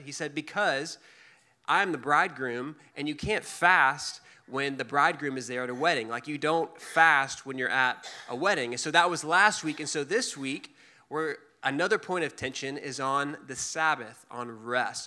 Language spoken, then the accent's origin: English; Dallas, Texas, United States; also born or lived in Waco, Texas; I grew up in Dallas, but I went to school in Waco at Baylor and lived there for four years after